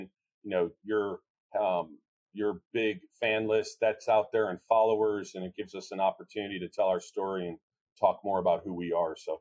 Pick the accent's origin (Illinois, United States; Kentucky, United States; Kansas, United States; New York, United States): Illinois, United States; Chicago; I'm from Chicago, it's all about an Italian cheesy beef.